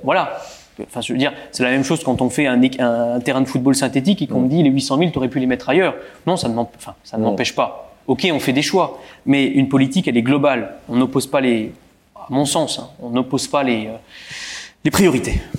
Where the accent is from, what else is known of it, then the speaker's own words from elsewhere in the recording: Bouzonville, Grand Est, France; je suis un Bouzonvillois. J'ai été élevé à Bouzonville